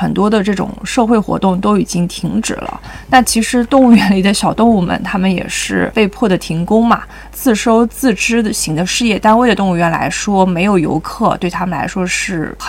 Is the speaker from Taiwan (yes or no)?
no; Hangzhou, Zhejiang, China; 但是因为我从小可能是在杭州长大，可能苏州会跟杭州比较接近一点，